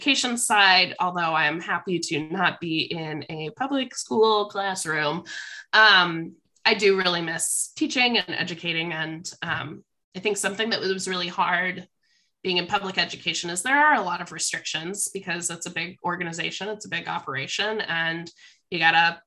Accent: Columbus, Ohio, United States; also born or lived in Cincinnati, Ohio; now in Washington, United States; I'm from Columbus, Ohio, Upper Arlington. It's right by Ohio State

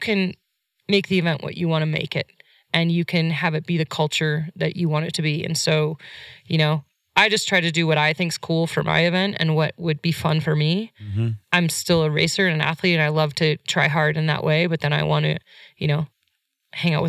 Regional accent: Idaho, United States; Idaho, my hometown, where I live.

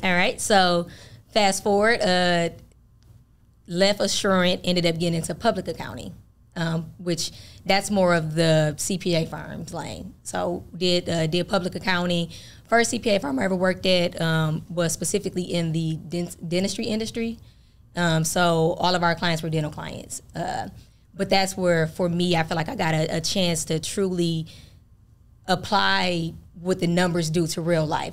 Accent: Flint, Michigan, United States; moved away as an adult; also born or lived in Fort Wayne, Indiana; now in Atlanta, United States; I'm originally from Flint, Michigan, uh, born and raised there

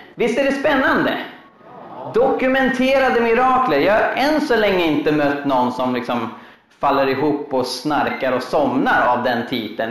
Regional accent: Uppsala, Uppsala County, Sweden; Jag är en kille från Uppsala

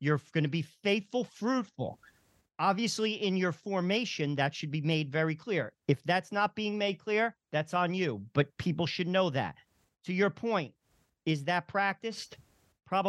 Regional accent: New Jersey, United States; I'm from New Jersey

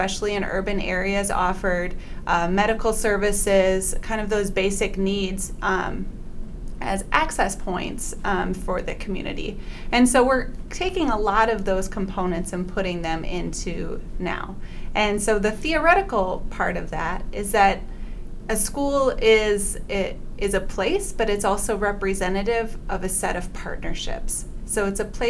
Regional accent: South Milwaukee, Wisconsin, United States; I grew up in South Milwaukee.

